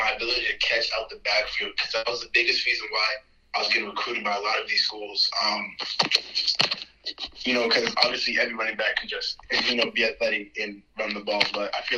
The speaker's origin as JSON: {"language": "English", "town": "Stafford", "region": "Virginia", "country": "United States", "tie": "born or raised there", "said": "I grew up in Stafford, Virginia"}